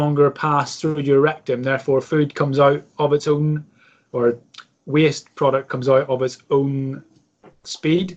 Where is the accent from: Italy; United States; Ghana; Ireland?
Ireland; as an Irishman